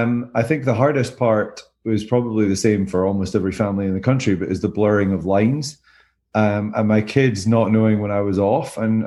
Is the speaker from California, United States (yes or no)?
yes; California, United States; now in Greenville, United States; We're in Greenville from Southern California.